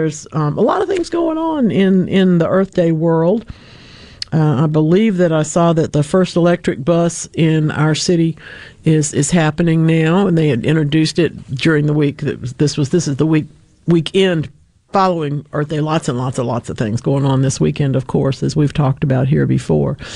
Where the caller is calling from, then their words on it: Eupora, Mississippi, United States; I'm calling from Eupora.